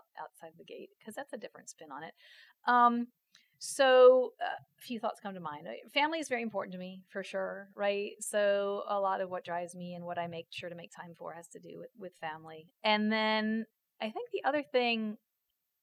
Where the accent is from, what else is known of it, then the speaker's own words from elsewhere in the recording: Washington, District of Columbia, United States; moved away; I grew up in Washington, D.C.